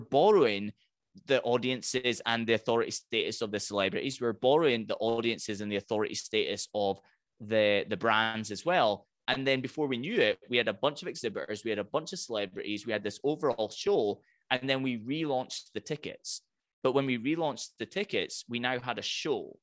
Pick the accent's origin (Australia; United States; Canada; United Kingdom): United Kingdom; Highlands of Scotland; I'm from the Highlands of Scotland